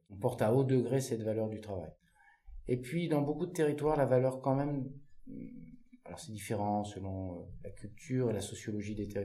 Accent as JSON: {"language": "French", "region": "Centre-Val de Loire", "country": "France", "tie": "born or raised there", "said": "fois que je suis monté dans une moissonneuse batteuse, j'avais peut-être, je sais pas, 10-12 ans, chez moi dans le Loir-et-Cher."}